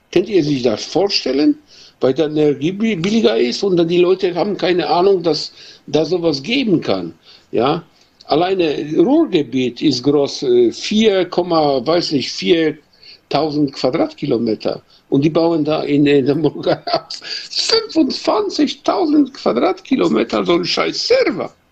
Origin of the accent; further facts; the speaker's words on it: Poland; German is a second language; now in Germany; weil äh, ich komme aus Polen, ja, ich bin Pole und äh, ja, wohne ich in Deutschland